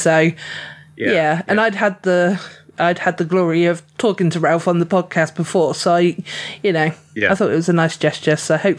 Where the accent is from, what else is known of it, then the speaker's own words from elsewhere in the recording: England, United Kingdom; I'm highly sunburnt because I'm definitely an English rose, you know.